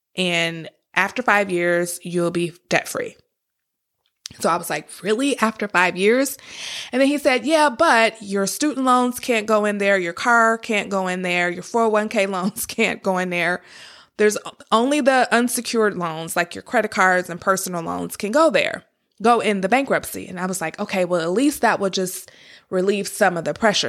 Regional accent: Detroit, Michigan, United States; I grew up in Detroit, Michigan. Actually, I was born in Detroit, Michigan, and I lived there until about fifth grade.

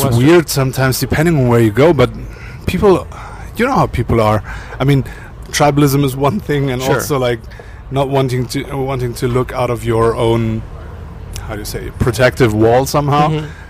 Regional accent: Germany; born there; Yes. I was born in Germany.

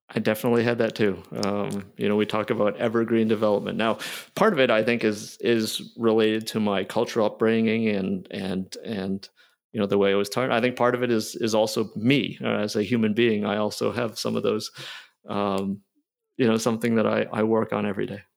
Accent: near Toronto, Ontario, Canada; moved away; also born or lived in Philadelphia, United States; I was born in Philly. I grew up in Canada near Toronto

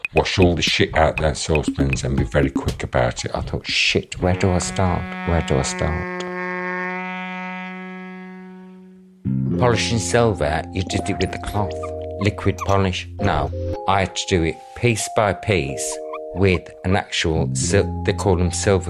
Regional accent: Wolverhampton, West Midlands, United Kingdom; I grew up in the Midlands in a place called Wolverhampton.

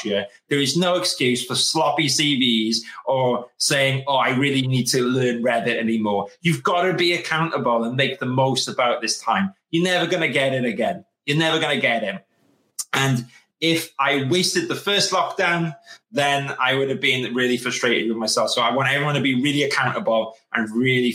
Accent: United Kingdom; we're British.

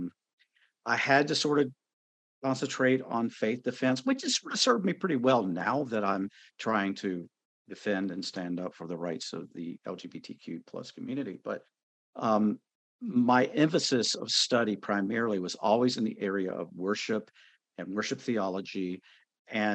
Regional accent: North Carolina, United States; I was born and raised in North Carolina, so I am a Bible Belt Southern boy

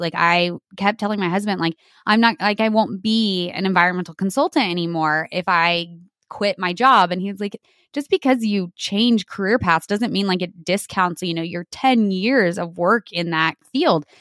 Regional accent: New Mexico, United States; I grew up on my family's dairy in New Mexico. So, born and raised in New Mexico in the Southwest

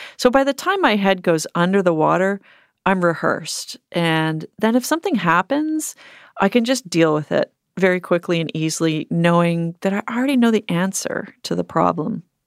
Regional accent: Canada; growing up in Canada

